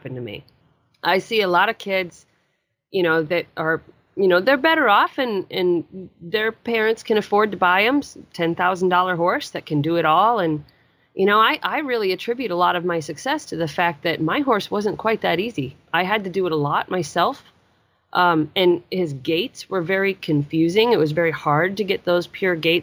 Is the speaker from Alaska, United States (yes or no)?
yes; Chugiak, Alaska, United States; moved away; I grew up in Chugiak, Alaska, which is a very small town, about 13 miles out of Anchorage.